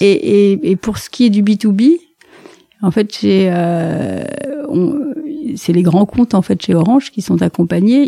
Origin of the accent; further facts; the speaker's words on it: La Valette-du-Var, Provence-Alpes-Côte d'Azur, France; moved away as an adult; now in Paris, France; Je viens du sud de la France. Euh, donc c'est des bords de la Méditerranée. Donc euh, ma famille est plutôt marseillaise, mais en fait comme c'est une famille d'officiers de marine, ils ont dérapé un petit peu vers Toulon et toute cette région-là, de la Valette du Var, en plus précisément